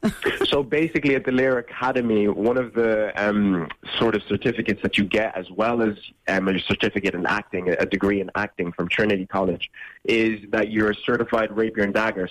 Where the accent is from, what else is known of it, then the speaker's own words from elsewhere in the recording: Ireland; I've been in Ireland my whole life